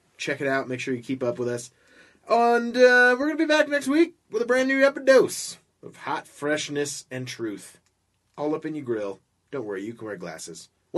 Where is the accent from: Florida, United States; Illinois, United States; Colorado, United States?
Florida, United States; Orlando; I grew up in Orlando